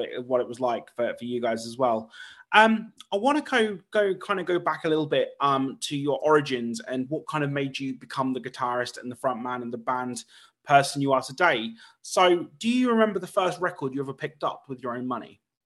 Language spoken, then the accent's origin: English; United Kingdom; my hometown in, in the U K